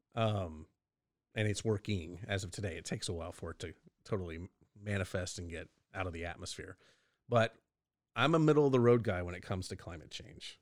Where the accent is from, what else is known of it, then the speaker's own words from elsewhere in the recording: Texas, United States; being a Texan